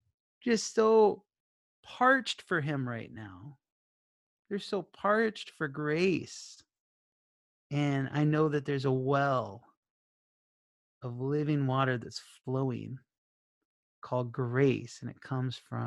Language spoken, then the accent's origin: English; Minnesota, United States; I'm from Minnesota